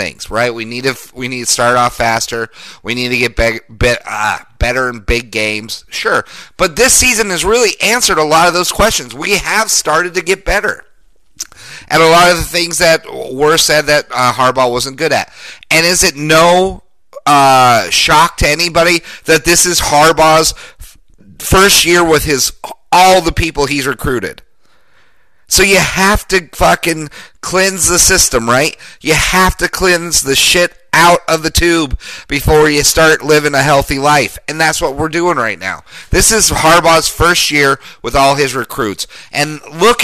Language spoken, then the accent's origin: English; Denver, Colorado, United States; my hometown of Denver